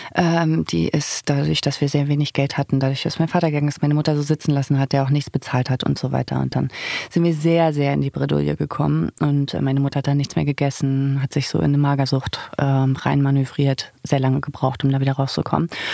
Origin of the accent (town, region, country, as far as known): Zinnowitz, Mecklenburg-Vorpommern, Germany; born or raised there; now in Berlin, Germany